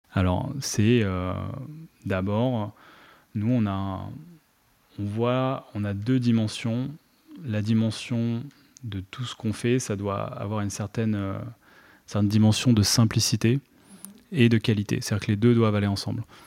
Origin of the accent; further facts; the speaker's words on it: Treillières, Pays de la Loire, France; moved away as an adult; also born or lived in Poitiers; j'ai rejoint euh, donc la, métropole nantaise autour de 7 ans dans le nord vers Trélières et, j'ai grandi là-bas en primaire, collège jusqu'au lycée